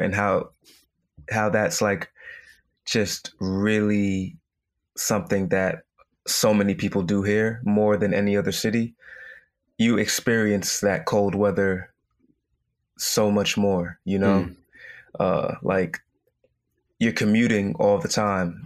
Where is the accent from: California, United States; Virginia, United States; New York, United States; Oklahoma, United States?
New York, United States; New York City; also born or lived in Brooklyn / Long Island / Valley Stream; I grew up here in New York